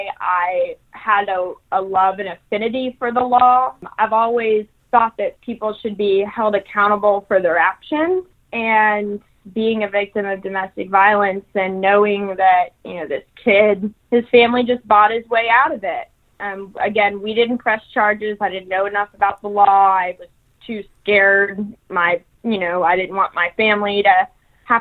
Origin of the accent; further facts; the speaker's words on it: Texas, United States; also born or lived in New Mexico; now in Louisiana, United States; So I have lived in Texas. I was born in Texas.